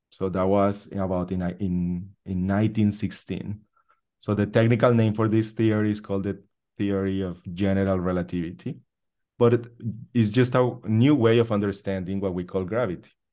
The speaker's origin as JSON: {"language": "English", "country": "Colombia", "tie": "born or raised there", "moved": "yes", "lives_now": "United States", "said": "I was born in Colombia, in South America"}